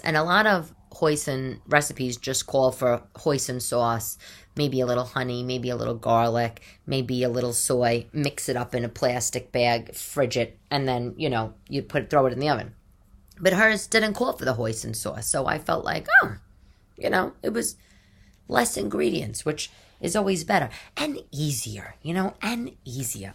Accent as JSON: {"language": "English", "town": "New York City", "region": "New York", "country": "United States", "also_born_or_lived": "Upper East Side, New York", "said": "I'm not from that area of Staten Island. I'm from the South Shore"}